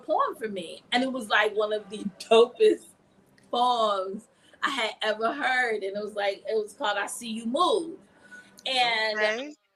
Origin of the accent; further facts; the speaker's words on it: Greensboro, North Carolina, United States; I'm from here, Greensboro, North Carolina, born and raised